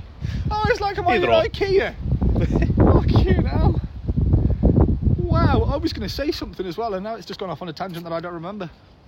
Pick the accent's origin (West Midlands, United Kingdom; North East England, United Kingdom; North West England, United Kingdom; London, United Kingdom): West Midlands, United Kingdom; Telford; I'm from Telford, and there's no fucking accent.